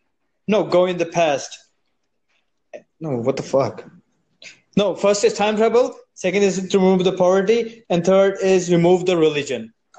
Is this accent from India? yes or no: yes; India; I'm from South Asia. I'm from India